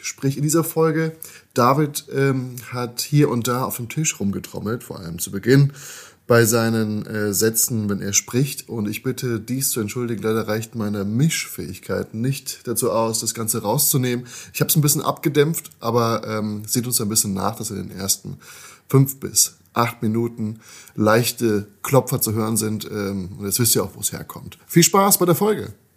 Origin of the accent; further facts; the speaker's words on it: Darmstadt, Hesse, Germany; moved away as an adult; now in Berlin, Germany; Ich sitze heute hier in meiner Heimatstadt in, äh, in Darmstadt